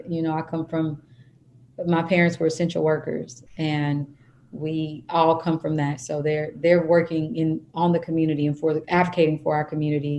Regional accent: Kansas, United States; I am from Kansas.

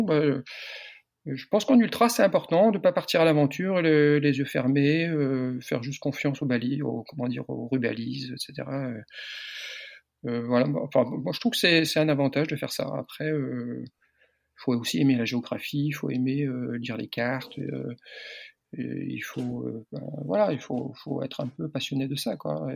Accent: Landerneau, Brittany, France; moved away as an adult; now in Perpignan, France; je suis breton. Je suis breton du Finistère. Je suis né à Landerneau, Finistère.

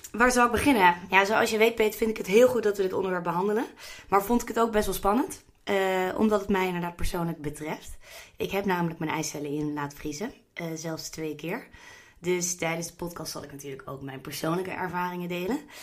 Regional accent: The Hague, South Holland, Netherlands; Ik kom bijvoorbeeld uit Den Haag

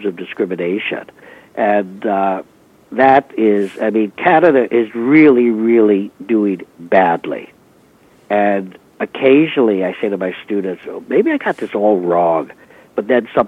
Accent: New York City, New York, United States; I'm very much a product of growing up in New York City. Parents were immigrants

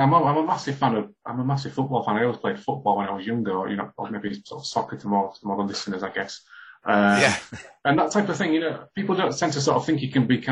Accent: Hull, Yorkshire and the Humber, United Kingdom; when I was growing up in Hull in the 80s

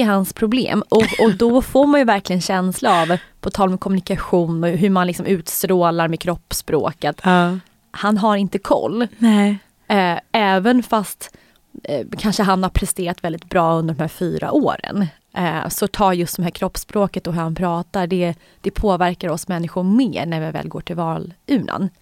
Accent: Sweden; som svensk

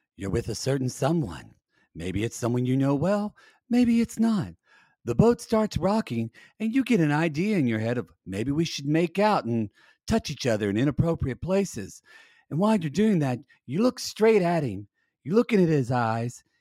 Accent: Oklahoma, United States; I'm from Oklahoma

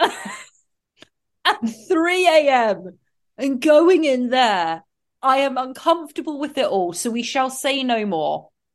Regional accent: England, United Kingdom; excuse my accent

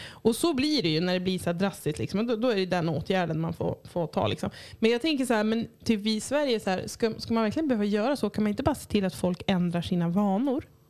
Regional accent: Cyprus; now in Örnsköldsvik, Sweden; där jag kommer ifrån, på Cypern

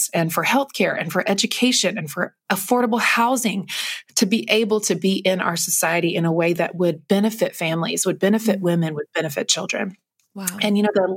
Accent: North Carolina, United States; moved away as an adult; also born or lived in Los Angeles, California; growing up in North Carolina

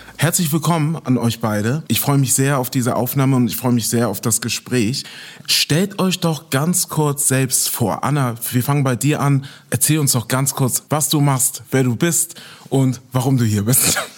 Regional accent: Hamburg, Germany; Ich komme aus Hamburg. Ich bin in Hamburg geboren und aufgewachsen.

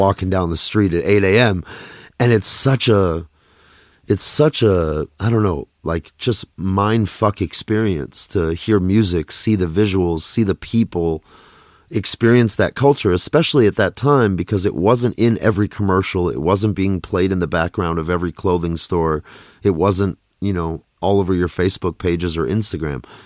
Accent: Minneapolis, Minnesota, United States; also born or lived in Russia / New York; I grew up in Minneapolis

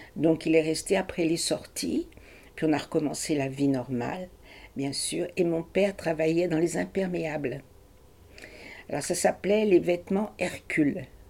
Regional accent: Paris, Île-de-France, France; moved away as an adult; also born or lived in Brazil / Germany; je suis née à Paris. Ma petite enfance a été à Paris, jusqu'à la guerre

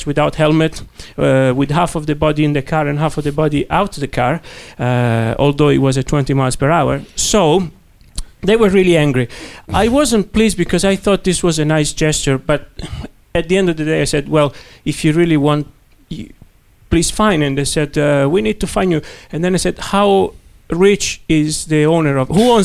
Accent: Italy; accent: Italian; English is a second language; My Italian accent

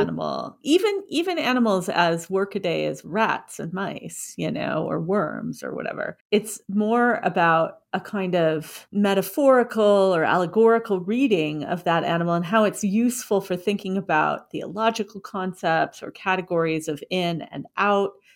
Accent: Washington, United States; I grew up in Washington State

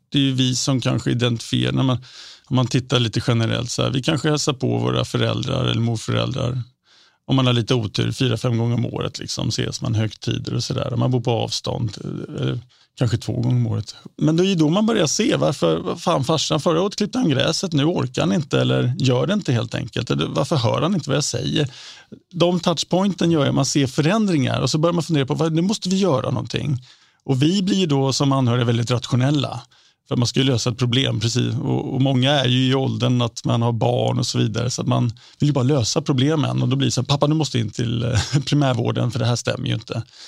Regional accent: Sweden; som svensk

